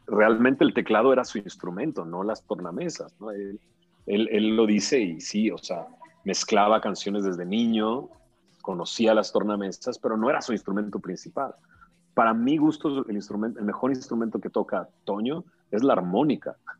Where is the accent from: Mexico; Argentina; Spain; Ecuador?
Mexico; Monterrey, Nuevo León; moved away as an adult; me pude salir de Monterrey como si nada. Me vine, me casé y me salí de Monterrey